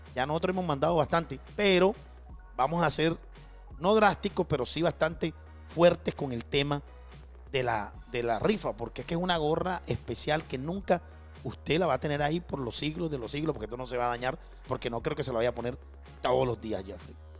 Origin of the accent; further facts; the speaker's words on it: Barranquilla, Atlántico, Colombia; yo también soy barranquillero